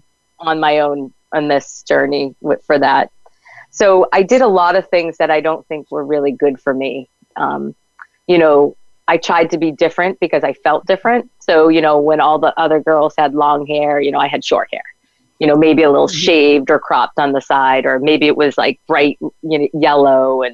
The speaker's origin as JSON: {"language": "English", "region": "New England", "country": "United States", "said": "we're from New England"}